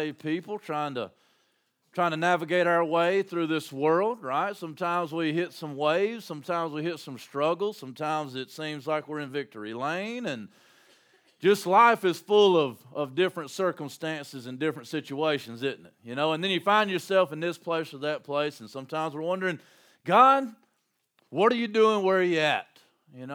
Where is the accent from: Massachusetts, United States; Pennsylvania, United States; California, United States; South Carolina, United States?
South Carolina, United States; Landrum; my hometown, Landrum